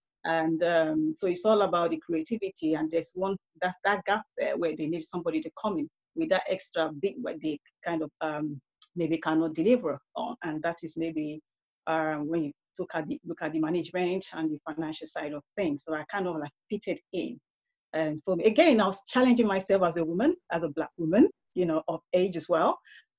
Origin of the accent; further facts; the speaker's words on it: Nigeria; also born or lived in United Kingdom; Growing up in Nigeria, but I have a mixed upbringing. I was growing up in the UK at the same time